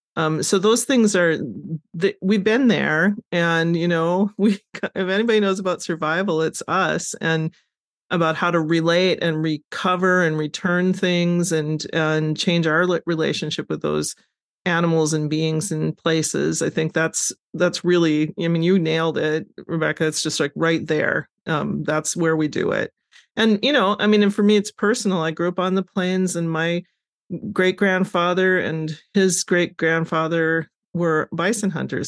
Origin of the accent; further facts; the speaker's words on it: Wahpeton, North Dakota, United States; I grew up in North Dakota